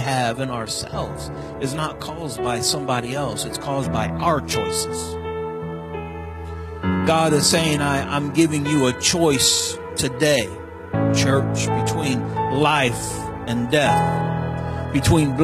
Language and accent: English; St. Louis area, Illinois side, United States; moved away; I was born and raised in the St. Louis area on the Illinois side